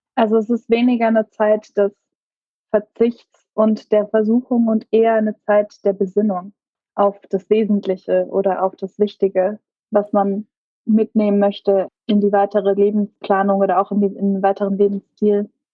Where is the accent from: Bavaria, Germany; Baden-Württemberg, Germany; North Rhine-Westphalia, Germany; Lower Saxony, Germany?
Baden-Württemberg, Germany; Karlsruhe; Ich bin in Karlsruhe groß geworden.